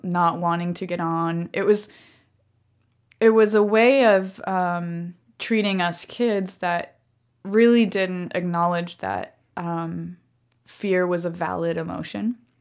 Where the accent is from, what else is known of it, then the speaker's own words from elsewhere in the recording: Germany; also born or lived in Nicaragua / Costa Rica; I grew up in Germany. And so, um, you know, the Second World War was basically a theme throughout, um, every history lesson ever taught in my school